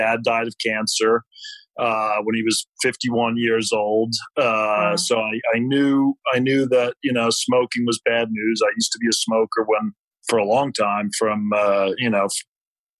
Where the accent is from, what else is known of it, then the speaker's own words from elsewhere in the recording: New York, United States; moved away as an adult; now in Nashville, United States; I grew up in New York. I moved to Nashville in 2006, so it's been about 13 years now.